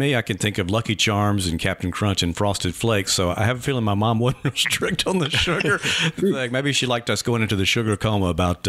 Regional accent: Leland, Mississippi, United States; moved away; We grew up together in Leland, moved away

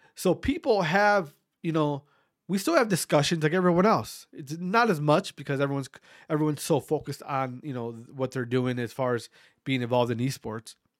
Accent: Wautoma, Wisconsin, United States; also born or lived in Berlin, Wisconsin; growing up in Wisconsin in, in a, in a, I'm from a small town called Watoma

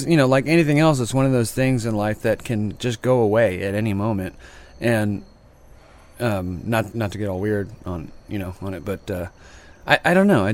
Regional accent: Sacramento, California, United States; also born or lived in Salinas, California / San Francisco, California; now in San Joaquin Valley, United States; I grew up towards Placerville, but I'm pretty much from Sacramento, and then I moved to San Francisco for many years

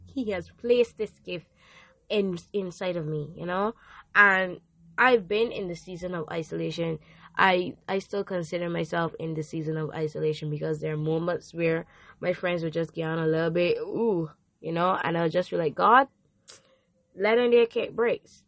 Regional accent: Barbados; I am from Barbados

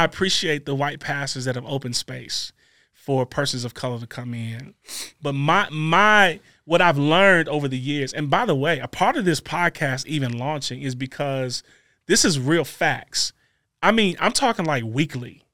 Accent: Maywood, United States; I'm a kid from Maywood

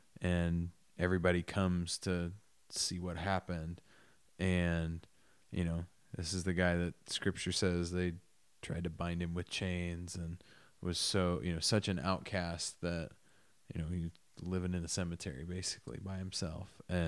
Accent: Millersburg, Indiana, United States; I grew up in Millersburg, Indiana.

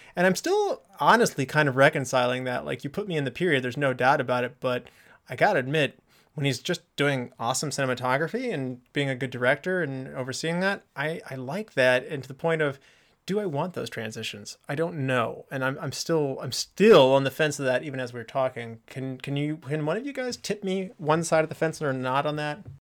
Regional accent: West Virginia, United States; We were both born in West Virginia

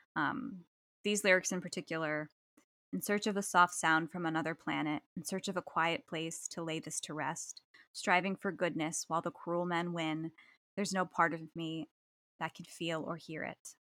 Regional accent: New Jersey, United States; now in Western New York, United States; I'm from New Jersey

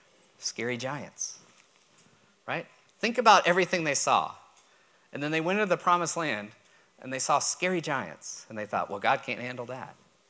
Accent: Texas, United States; I was born and raised in Texas.

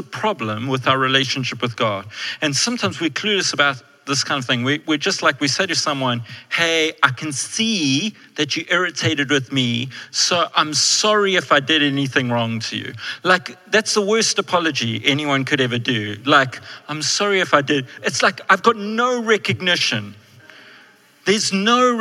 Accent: South Africa; I'm a white male, which means I'm very privileged in South Africa.

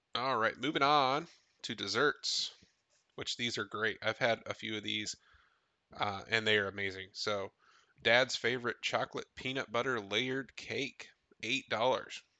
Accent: Tennessee, United States; I grew up in Tennessee, only four hours away

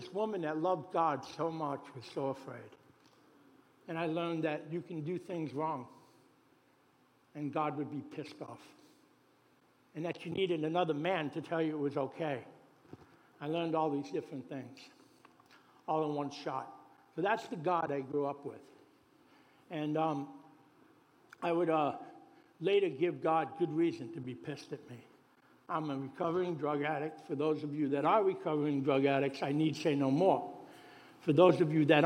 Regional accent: New York City, New York, United States; I was born in Brooklyn.

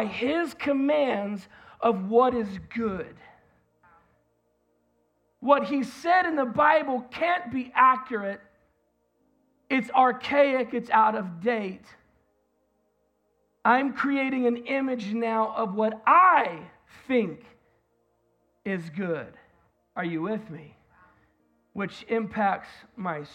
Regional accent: United States; as an American

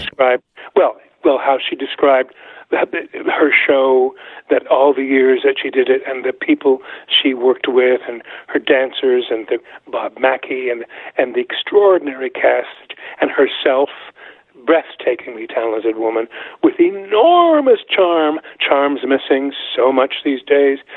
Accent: Montreal, Quebec, Canada; I'm Canadian. I was born in 1945, and I grew up in Montreal

